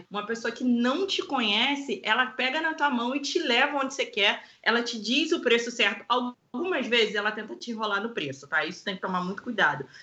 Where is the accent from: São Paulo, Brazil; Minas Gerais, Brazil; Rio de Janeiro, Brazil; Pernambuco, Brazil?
Rio de Janeiro, Brazil; Eu, que sou do Rio de Janeiro, aqui eu não confio.